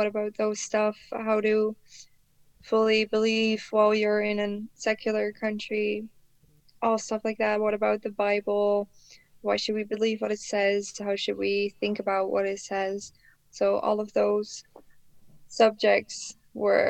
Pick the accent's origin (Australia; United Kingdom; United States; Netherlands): Netherlands; I was brought up in the Netherlands